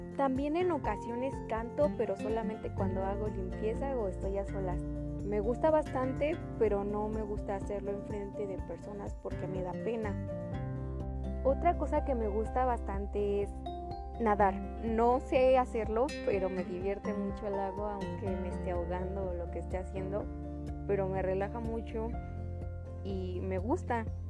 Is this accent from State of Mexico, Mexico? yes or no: yes; State of Mexico, Mexico; soy del Estado de México